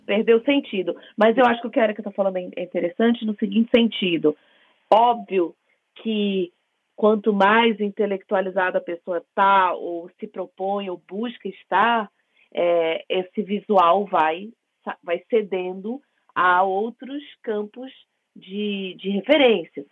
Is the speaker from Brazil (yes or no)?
yes; Rio de Janeiro, Brazil; eu venho do Rio de Janeiro